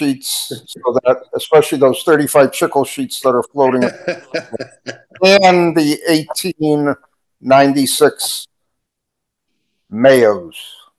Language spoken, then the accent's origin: English; Colorado, United States; We hail from Southwest Colorado.